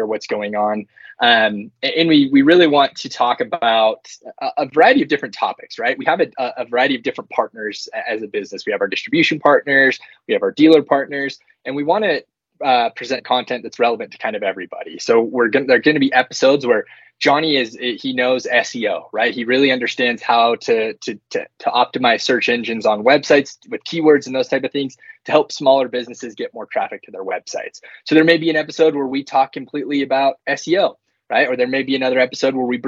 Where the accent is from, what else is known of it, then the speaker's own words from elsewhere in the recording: Utah, United States; born and raised here in Utah.